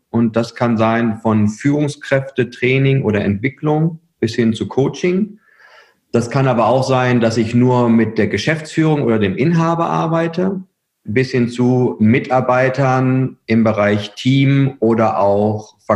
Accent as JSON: {"language": "German", "town": "Herford", "region": "North Rhine-Westphalia", "country": "Germany", "said": "bin, bin Ostwestfale durch und durch. Ja. Also ich komme aus Herford"}